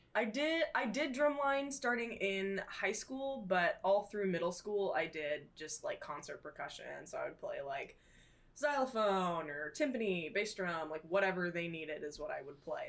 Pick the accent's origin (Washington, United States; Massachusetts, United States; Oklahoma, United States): Oklahoma, United States; Tulsa area; I am from the Tulsa area, a little outside of Tulsa